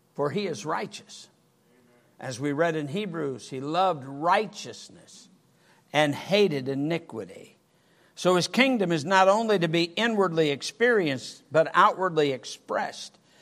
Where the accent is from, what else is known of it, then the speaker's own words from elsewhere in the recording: Michigan, United States; I was brought up in Michigan